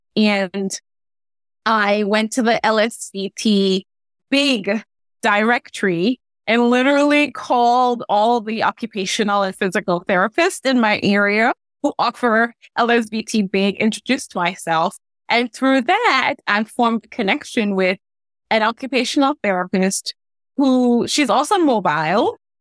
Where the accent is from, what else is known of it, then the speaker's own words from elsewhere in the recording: Trinidad & Tobago; now in Gaithersburg, United States; If you hear a little bit of an accent, it because I'm originally from Trinidad and Tobago